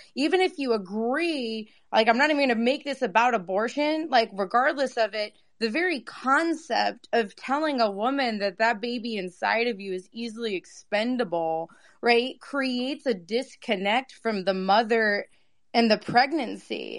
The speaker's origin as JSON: {"language": "English", "region": "Massachusetts", "country": "United States", "tie": "born or raised there", "said": "I grew up in Massachusetts"}